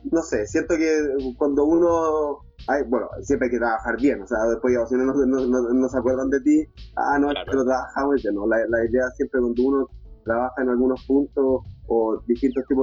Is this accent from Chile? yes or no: yes; Los Ángeles, Biobío, Chile; also born or lived in Santiago; Y soy, de, soy oriundo de Los Ángeles, ya, eh, de la ciudad de Los Ángeles, de esta región.